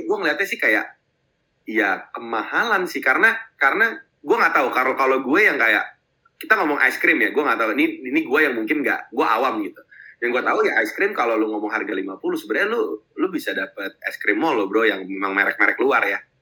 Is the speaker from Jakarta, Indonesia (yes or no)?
yes; Jakarta, Indonesia; gue mungkin dari kecil di Jakarta